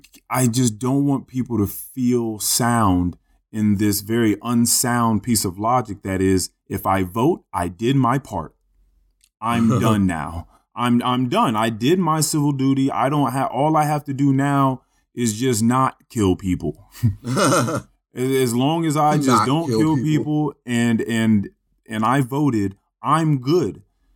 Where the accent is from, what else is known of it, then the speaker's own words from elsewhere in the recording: United States; Like, I'm an American. I have my fucking rights.